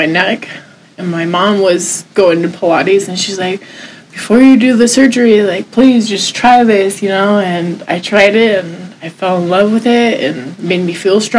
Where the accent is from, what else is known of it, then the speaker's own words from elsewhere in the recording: San Diego, California, United States; I was raised in San Diego, graduated high school 2007